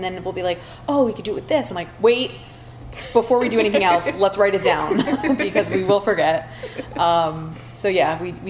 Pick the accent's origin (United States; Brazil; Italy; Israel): United States; Philadelphia, Pennsylvania; moved away; I'm from Philadelphia.